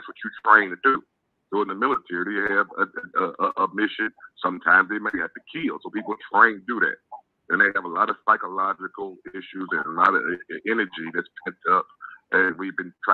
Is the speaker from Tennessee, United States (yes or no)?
no; Chicago, Illinois, United States; moved away; also born or lived in Mobile, Alabama; I was raised in Chicago